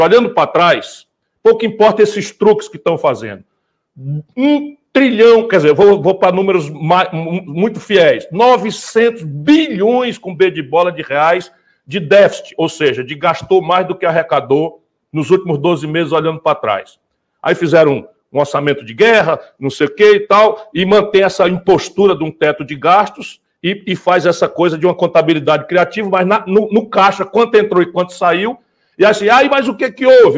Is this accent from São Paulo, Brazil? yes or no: no; interior of Ceará, Brazil; aqui no interior do Ceará no Nordeste brasileiro, onde eu vivo, onde eu fui criado